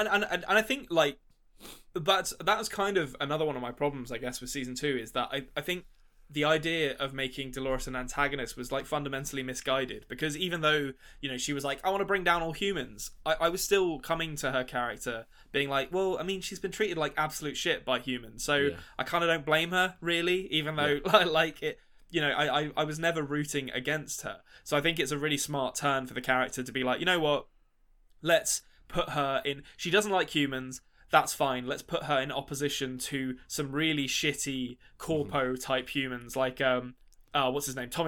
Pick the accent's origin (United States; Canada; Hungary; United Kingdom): United Kingdom; London; moved away; as a Londoner.